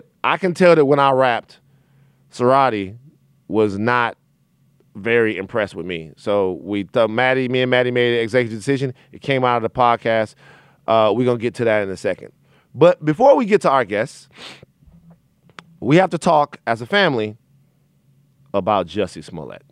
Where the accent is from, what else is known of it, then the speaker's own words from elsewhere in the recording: Baton Rouge, Louisiana, United States; I'm from Baton Rouge, Louisiana, where attacks on LGBT people and attacks on black men are commonplace